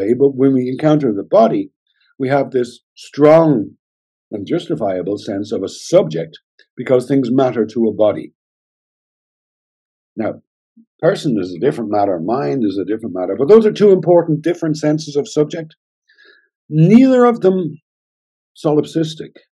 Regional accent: Ireland; also born or lived in Germany; I'm Irish

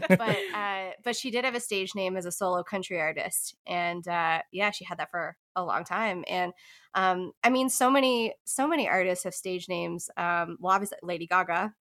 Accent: Newfoundland and Labrador, Canada; moved away as an adult; now in Nashville, United States; I'm originally from the East Coast of Canada, from the province of Newfoundland and Labrador, and found my way here to Nashville about five years ago

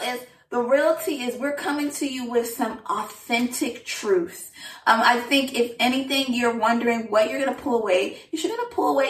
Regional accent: Southern California, United States; moved away; also born or lived in Washington, D.C.; I am from Southern California.

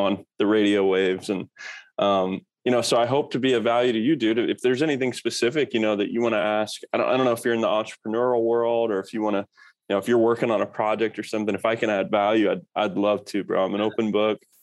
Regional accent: Kokomo, Indiana, United States; moved away as an adult; also born or lived in Norfolk, Virginia; I grew up in Kokomo, Indiana

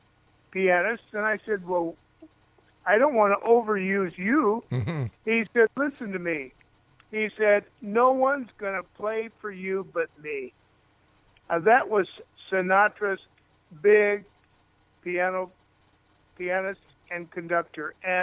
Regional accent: Cedar Rapids, Iowa, United States; moved away; also born or lived in Hollywood; I was born in Cedar Rapids, Iowa, and I left there for Hollywood

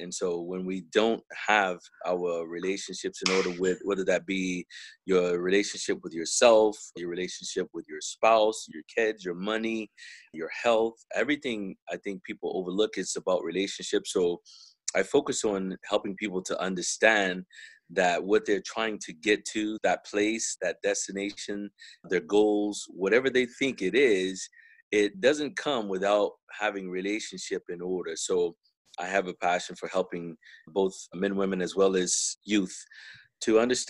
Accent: Texas, United States; I am from Texas, but most of my associates and friends and acquaintances are all from other places around the world.

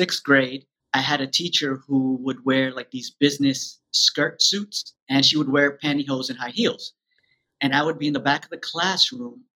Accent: New York, United States; I grew up in New York, born and raised

